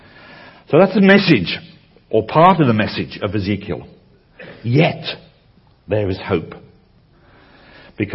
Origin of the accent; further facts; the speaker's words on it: United Kingdom; as a Brit